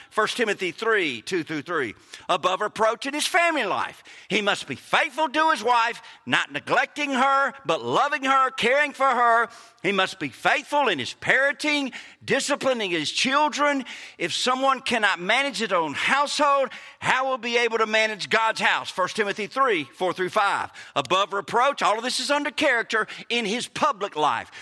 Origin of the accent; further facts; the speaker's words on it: Mississippi, United States; We're from Mississippi.